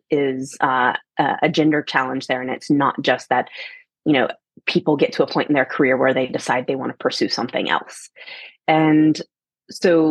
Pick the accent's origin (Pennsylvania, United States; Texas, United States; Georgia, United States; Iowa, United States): Georgia, United States; Atlanta; moved away as an adult; also born or lived in Germany / San Francisco; I come from Atlanta, Georgia